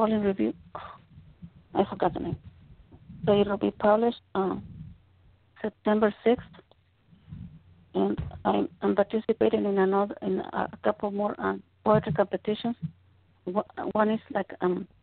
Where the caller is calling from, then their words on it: Oxnard, California, United States; I'm calling from Oxnard, California.